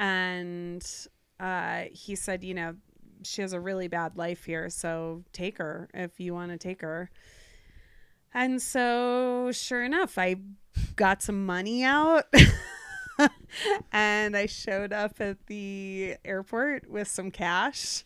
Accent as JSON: {"language": "English", "town": "Cincinnati", "region": "Ohio", "country": "United States", "tie": "born or raised there", "moved": "yes", "lives_now": "Jackson Hole, United States", "said": "Ohio. Cincinnati."}